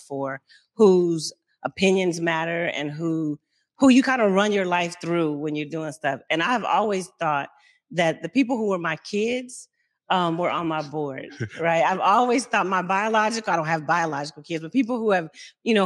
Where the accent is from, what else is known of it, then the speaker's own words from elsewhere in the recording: Mississippi, United States; moved away; me growing up in Mississippi